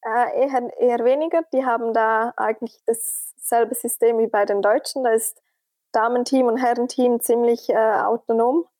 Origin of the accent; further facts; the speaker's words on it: Switzerland; als Schweizerin